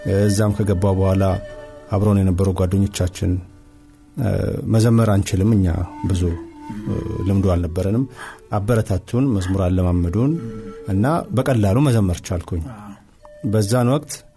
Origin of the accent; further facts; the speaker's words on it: Addis Ababa, Ethiopia; የተወለድኩት እዚሁ አዲስ አበባ አዲሱ ቄራ በሚባለው አካባቢ ነው ተወልጅ ያደግኩት